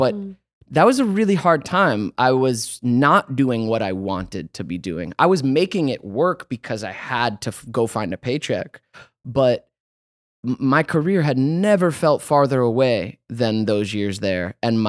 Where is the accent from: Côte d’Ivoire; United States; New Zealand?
United States; Georgia; now in Los Angeles, United States